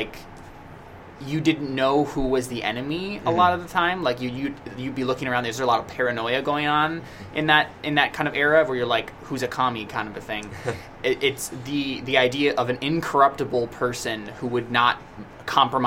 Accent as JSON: {"language": "English", "country": "United States", "said": "us as American citizens"}